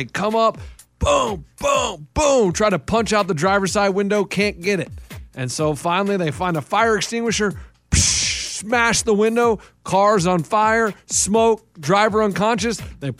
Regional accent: Topeka, Kansas, United States; born there; I'm a Leo. I was born in Topeka, Kansas

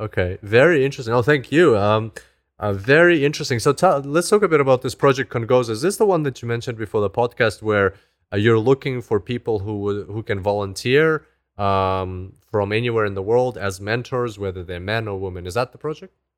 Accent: Zimbabwe; moved away; I grew up in Africa, in, in Zimbabwe. So, but I haven't been back there for so long

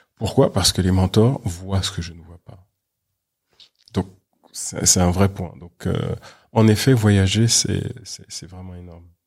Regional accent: Paris, Île-de-France, France; je suis né à Paris, j'ai toujours vécu à Paris

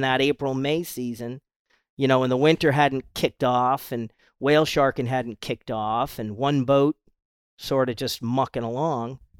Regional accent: Rhode Island, United States; moved away as an adult; now in Isla Mujeres, Mexico; I grew up in Rhode Island

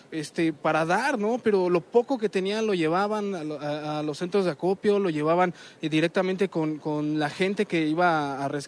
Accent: Mexico; nosotros tenemos como pueblo mexicano

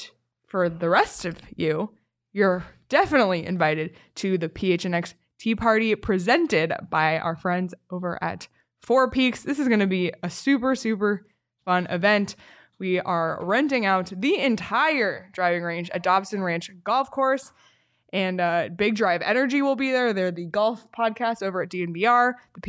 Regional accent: Toronto, Ontario, Canada; I mean, Toronto, I'm literally from Toronto.

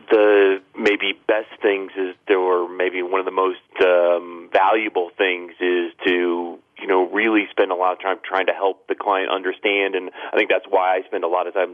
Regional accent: Ohio, United States; now in Philadelphia, United States; I'm originally from Ohio

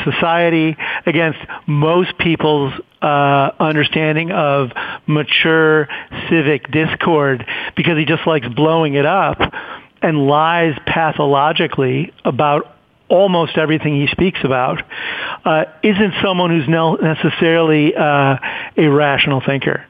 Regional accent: Chicago, Illinois, United States; I grew up in Chicago.

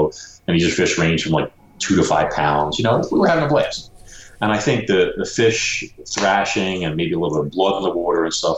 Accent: Brooklyn, New York, United States; You know, I'm from Brooklyn. You don't see a lot of alligators, you know, in Brooklyn and stuff.

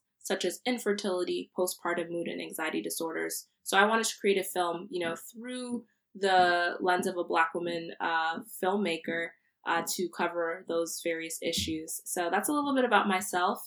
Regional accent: Central New Jersey, United States; I'm from Central New Jersey. My parents are Nigerian, but I was born here, so I identify as a Nigerian American woman

